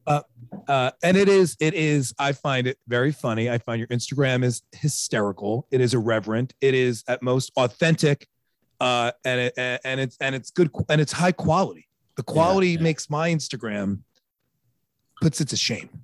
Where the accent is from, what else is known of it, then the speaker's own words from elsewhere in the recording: Long Island, New York, United States; I'm from Long Island